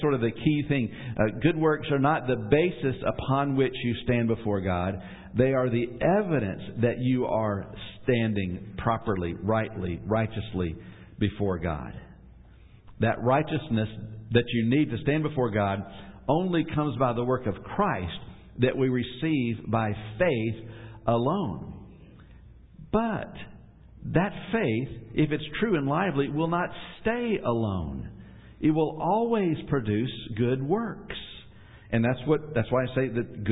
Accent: Atlanta, Georgia, United States; moved away; I'm originally from Atlanta

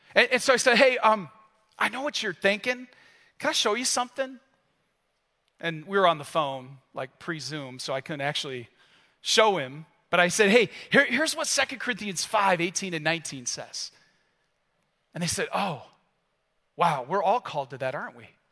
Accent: United States; carrying who I am as an American

